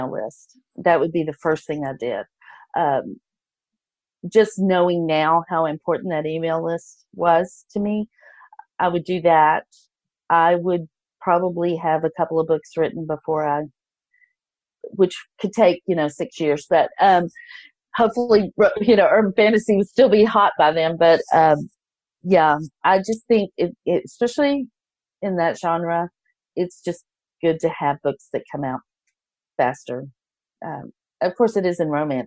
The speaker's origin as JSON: {"language": "English", "region": "Texas", "country": "United States", "said": "I'm from Texas"}